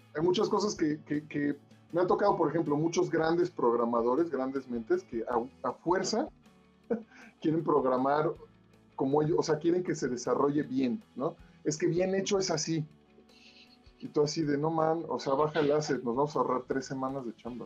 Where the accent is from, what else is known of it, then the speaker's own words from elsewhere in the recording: Mexico; como mexicanos